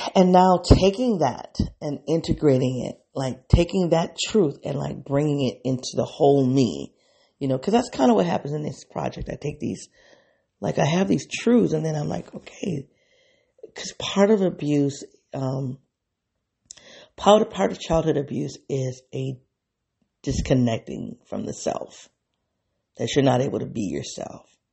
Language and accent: English; United States; I'm an African American woman.